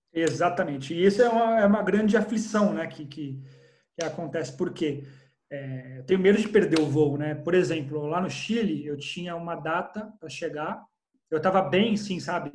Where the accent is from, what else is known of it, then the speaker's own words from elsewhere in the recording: Brazil; sou brasileiro